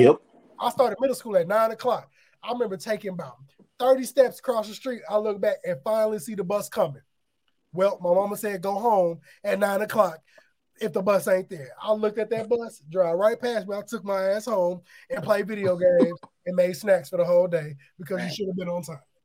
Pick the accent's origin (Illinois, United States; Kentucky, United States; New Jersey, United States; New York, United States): Illinois, United States; Aurora; I grew up in the area, so I'm from Aurora, Illinois, which is 45 minutes from Chicago.